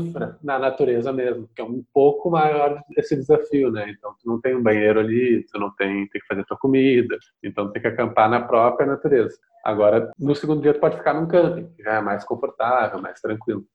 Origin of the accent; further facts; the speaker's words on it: Porto Alegre, Rio Grande do Sul, Brazil; also born or lived in Mexico; sou aqui de Porto Alegre, nasci e moro aqui